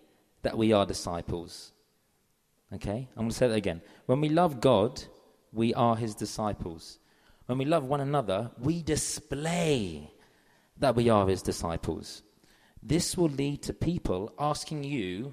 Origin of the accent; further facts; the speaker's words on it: London, United Kingdom; I'm from London.